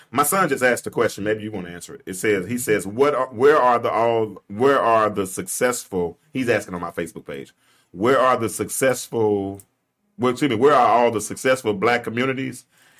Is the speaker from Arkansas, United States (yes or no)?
yes; Pine Bluff, Arkansas, United States; growing up in Pine Bluff was probably one of the best cities in the world to grow up.